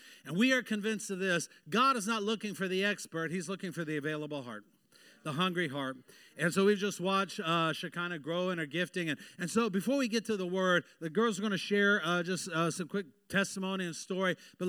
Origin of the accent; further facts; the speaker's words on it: Hawaii, United States; born there; I am a Navy brat. I was born in Hawaii. Don't I look Hawaiian?